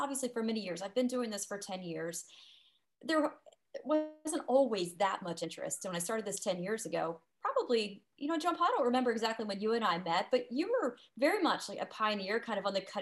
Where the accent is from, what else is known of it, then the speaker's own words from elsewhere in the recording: Bridgeport, West Virginia, United States; also born or lived in Charleston, West Virginia; I grew up here in Bridgeport, and, you know, went to school at WVU, as you mentioned. And then my husband and I moved to Charleston, and we spent about 18 years down there in Charleston